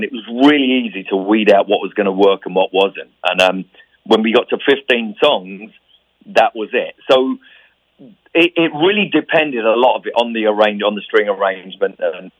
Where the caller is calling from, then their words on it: London, United Kingdom; I'm calling from London.